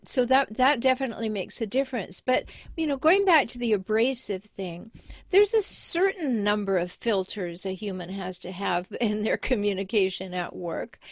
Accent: Canada; now in United States; I have dual citizenship, but I was raised in Canada.

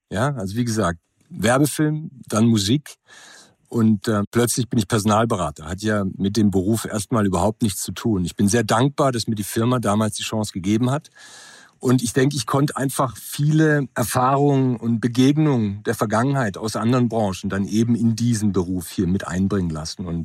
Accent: Germany; born there; Ich bin in Deutschland geboren, 72. Meine Eltern kommen vom Westbalkan, Ex-Jugoslawien.

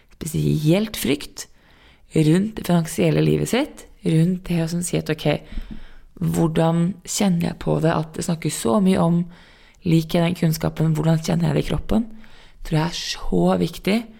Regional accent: Norway; also born or lived in New York

